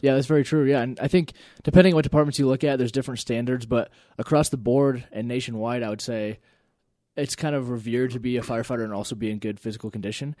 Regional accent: Elizabeth, Colorado, United States; I grew up in Elizabeth

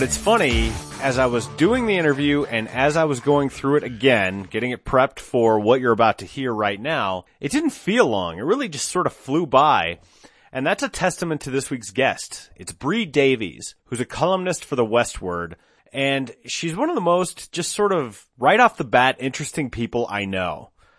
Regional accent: Golden, Colorado, United States; now in Denver, United States; Well, I mean, I'm not technically a Denver native. I grew up in Golden, so, you know, I'm on the west side of town, but I live here now

